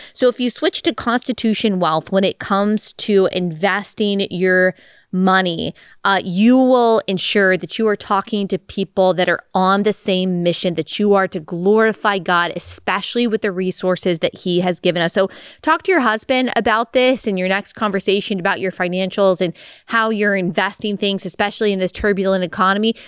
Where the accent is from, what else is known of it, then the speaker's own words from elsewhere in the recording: Dallas, Texas, United States; growing up in Dallas, Texas